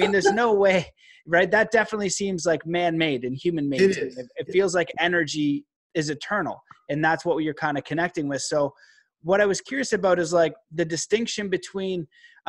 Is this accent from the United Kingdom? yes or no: no; Canada; also born or lived in Calgary / Stephenville, Newfoundland (mother's family); my mom is a Newfie and I live in Calgary, and I'm Canadian